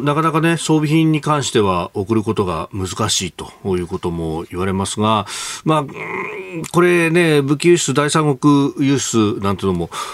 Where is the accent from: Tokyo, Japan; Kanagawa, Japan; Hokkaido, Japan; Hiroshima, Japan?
Kanagawa, Japan; Yokosuka; also born or lived in Yokohama; 横須賀生まれ横須賀育ち大学は横浜でありました